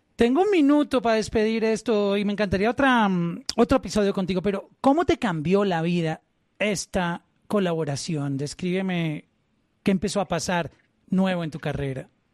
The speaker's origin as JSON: {"language": "Spanish", "country": "Colombia", "said": "como colombiano"}